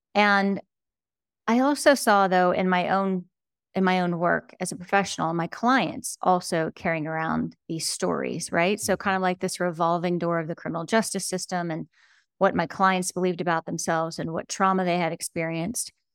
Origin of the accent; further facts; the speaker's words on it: United States; I grew up on the Ohio, Pennsylvania border in an old, rusted out steel town